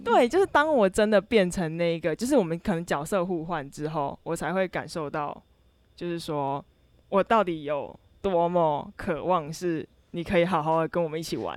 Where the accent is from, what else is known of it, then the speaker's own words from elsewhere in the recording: Kaohsiung, Taiwan; moved away as an adult; 我是高雄人，然后我在寒暑假的时候是好不容易可以，一年中可以回到高雄的时候